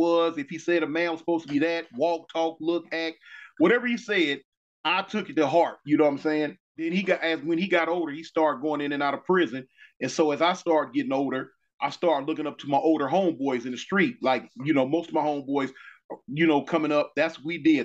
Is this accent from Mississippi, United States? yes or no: no; Los Angeles, California, United States; moved away as an adult; now in Alabama, United States; I'm from South Central Los Angeles, born and raised